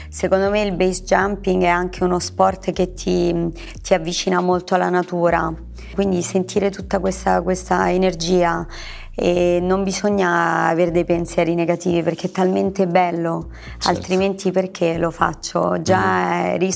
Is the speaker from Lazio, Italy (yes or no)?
yes; Anzio, Lazio, Italy; cucina romana perché sono di Anzio.